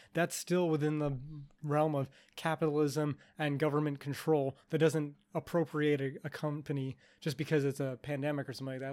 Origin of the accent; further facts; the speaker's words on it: Canada; I'm Canadian